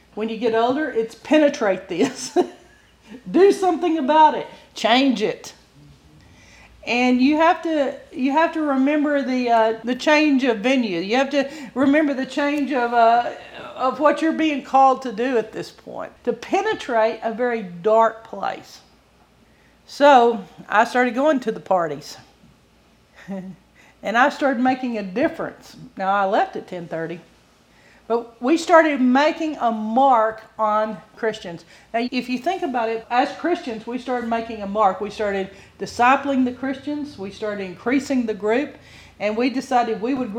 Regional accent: Bible Belt, Southern United States, United States; I'm from the Bible Belt

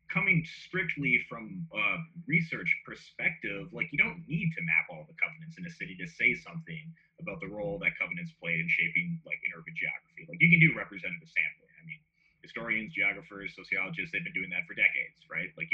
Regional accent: Minneapolis, Minnesota, United States; I grew up in near North Minneapolis

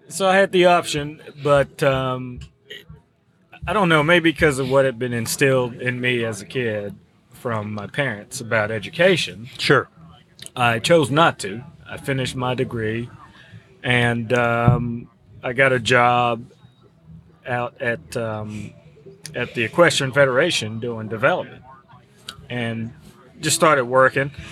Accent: Cameroon; also born or lived in Georgetown College, Kentucky; now in Woodford County, Kentucky, United States; I'm originally from Cameroon in West Africa

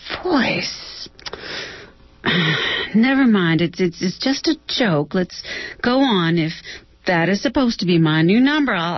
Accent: Texas, United States; moved away; I'm from Texas.

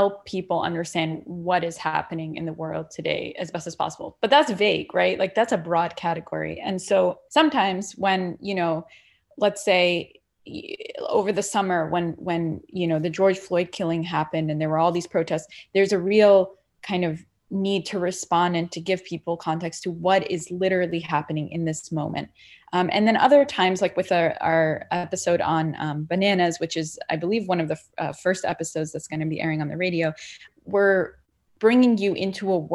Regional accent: Saudi Arabia; also born or lived in Palestine; now in United States; I'm Palestinian originally, and I was born in Saudi Arabia. And so we both immigrated to this country

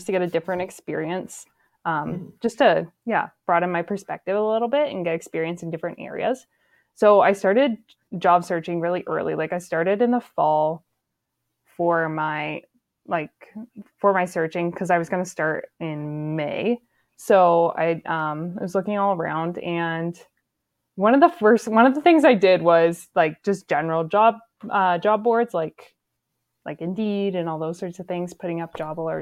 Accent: Grey County, Ontario, Canada; So I'm from Gray County. So I was like looking at job postings just in my hometown

